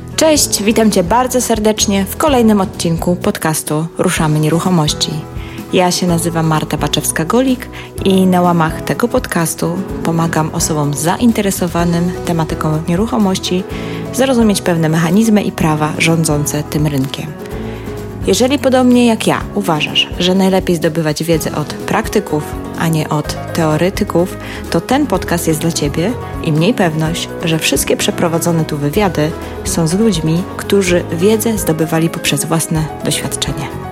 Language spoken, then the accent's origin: Polish; Gdańsk, Pomeranian Voivodeship, Poland; ja jestem z Gdańska